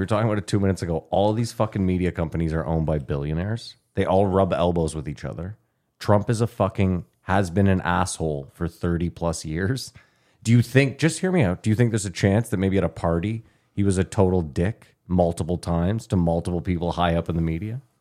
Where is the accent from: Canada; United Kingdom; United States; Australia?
Canada; we're Canadian.